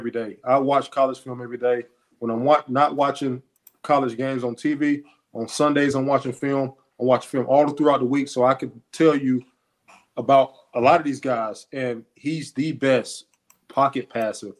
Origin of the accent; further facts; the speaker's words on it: Deep South, United States; I'm from the South, the deep South